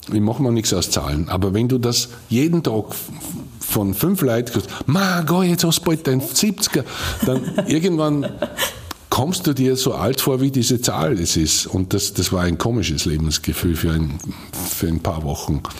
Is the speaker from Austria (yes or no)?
yes; Bad Goisern, Upper Austria, Austria; ich komme aus Geusern und ich, ich äh, weiß, von welchen Eltern und Großeltern ich abstamme.